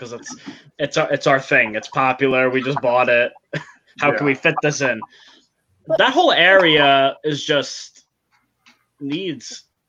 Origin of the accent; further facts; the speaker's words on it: New York, United States; I'm from New York.